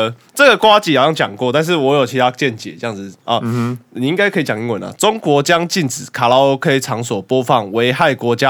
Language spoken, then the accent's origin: Chinese; Taiwan; 就是反过来想说，其实我们台湾人奴性比较强啊。